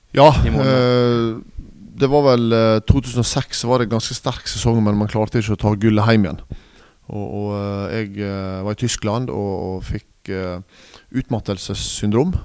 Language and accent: Norwegian; Nordfjordeid, Vestland, Norway; moved away; jeg er fra Nordfjordeid